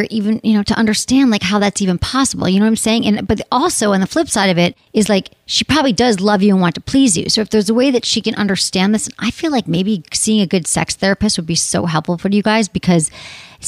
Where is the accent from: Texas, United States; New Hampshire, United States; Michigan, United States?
Michigan, United States; I'm from Michigan